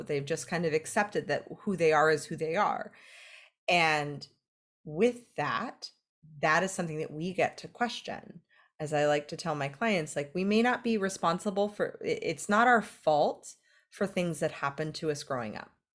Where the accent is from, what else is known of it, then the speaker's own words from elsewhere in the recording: California, United States; I'm from California